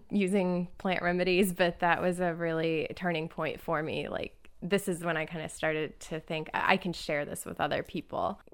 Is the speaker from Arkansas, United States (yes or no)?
no; Indianapolis, Indiana, United States; now in Detroit, United States; I'm originally from Indianapolis